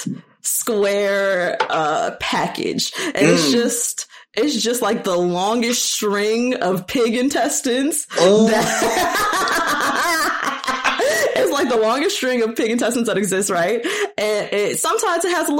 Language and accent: English; Long Beach, California, United States; I'm from Long Beach, California.